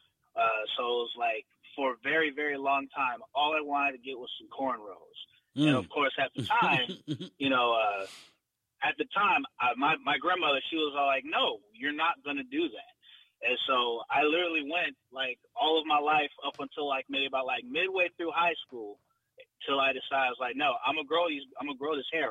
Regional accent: Orlando, Florida, United States; I'm from Orlando, Florida.

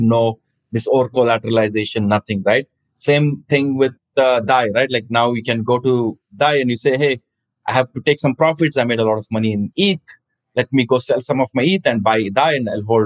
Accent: India; moved away as an adult; also born or lived in New York, United States; Growing up in India

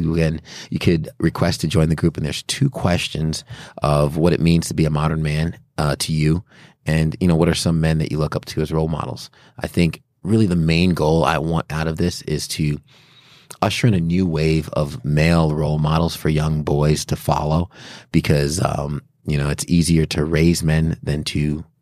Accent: New York, United States; born there; Yeah, I was born in New York.

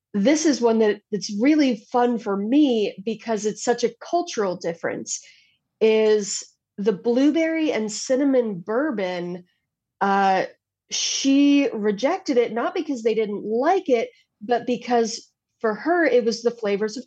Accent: United States; as an American

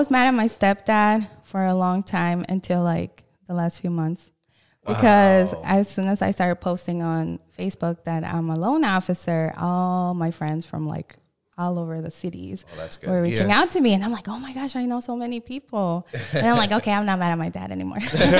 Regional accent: St. Paul, Minnesota, United States; also born or lived in Brooklyn Park; Well, I would say St. Paul, but my parents used to move a lot.

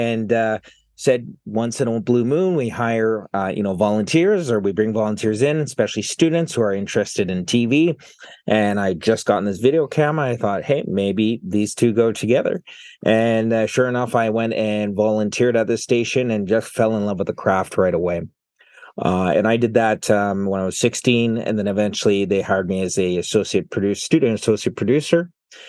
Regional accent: British Columbia, Canada; now in Burnaby, Canada; I grew up on Vancouver Island. I'm temporarily in Burnaby studying at BCIT.

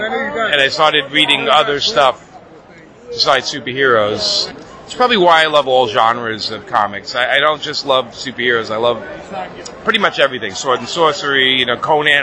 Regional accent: New York City, New York, United States; I was born and raised in Brooklyn, New York

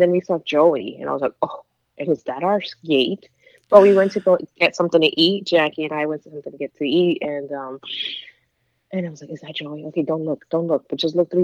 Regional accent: New York, United States; I'm from New York

